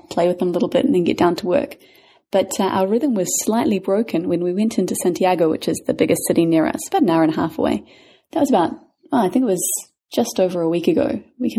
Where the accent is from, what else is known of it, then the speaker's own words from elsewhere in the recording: New Zealand; now in Panama; we're from New Zealand